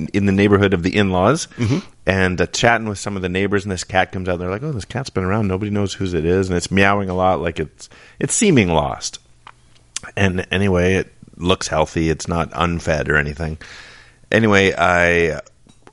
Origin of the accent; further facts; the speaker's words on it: Vancouver, British Columbia, Canada; I grew up in East